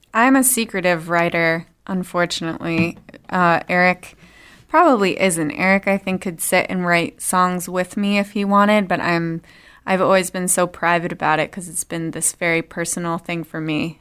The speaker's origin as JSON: {"language": "English", "town": "Worcester", "region": "Massachusetts", "country": "United States", "said": "We are from Worcester, actually. Little skip and a jump from here."}